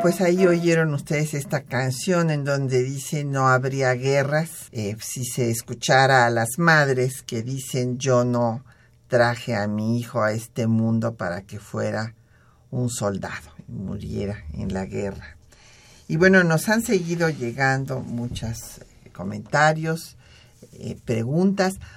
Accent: Mexico; nosotros también somos estadounidenses porque la constitución dice Estados Unidos mexicanos

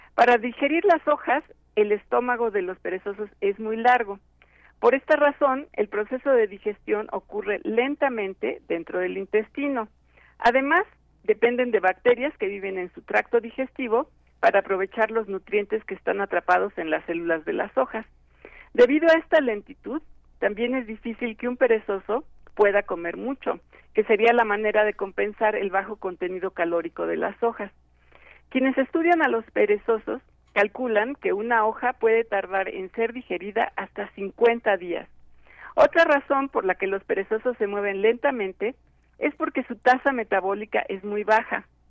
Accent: Mexico; como mexicanos

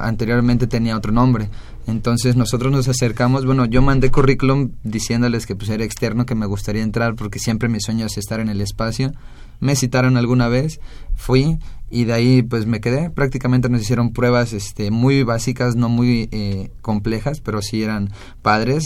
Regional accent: Mexico; somos los únicos mexicanos

